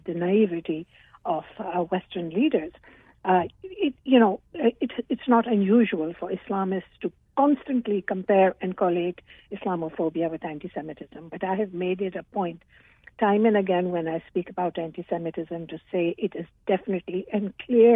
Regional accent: Pakistan; now in Toronto, Canada; I was born in Pakistan, and I still have ties

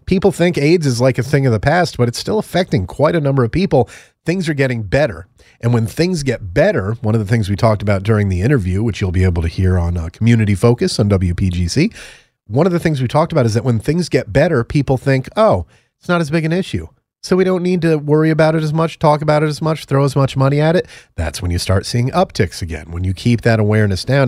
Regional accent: Connecticut, United States; went to University of Connecticut in my home state

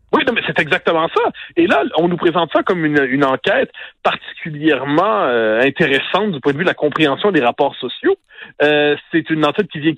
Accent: North Shore of Montreal, Quebec, Canada; moi qui viens de la rive nord de Montréal

